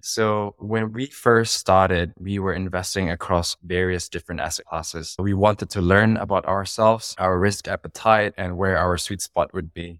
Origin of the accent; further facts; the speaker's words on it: Indonesia; moved away as an adult; now in Singapore; I grew up in Indonesia. I was raised in Indonesia. I spent most of my life in Indonesia